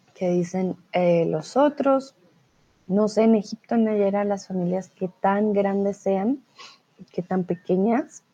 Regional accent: Colombia; soy profesora de español, soy de Colombia

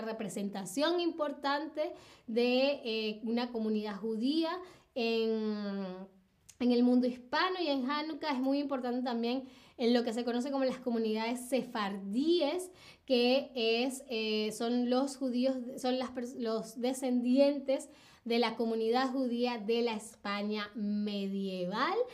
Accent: Caracas, Capital District, Venezuela; Caracas, mi ciudad natal

